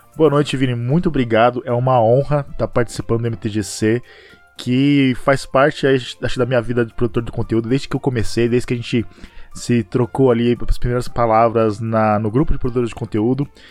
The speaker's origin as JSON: {"language": "Portuguese", "town": "Pereira Barreto", "region": "São Paulo", "country": "Brazil", "tie": "born or raised there", "said": "eu sou de Pereira Barreto, uma cidade do interior de São Paulo, é quase divisa com Mato Grosso do Sul. Então, ele é bem interiorzão mesmo, tem cerca de 25 mil habitantes, e eu cresci lá, nasci lá e vivi a minha vida toda."}